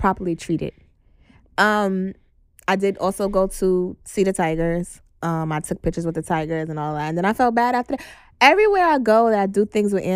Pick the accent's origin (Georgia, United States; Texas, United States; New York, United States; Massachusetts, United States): New York, United States; New York City; also born or lived in Atlanta; I'm from Brooklyn, my whole life I just did everything in Manhattan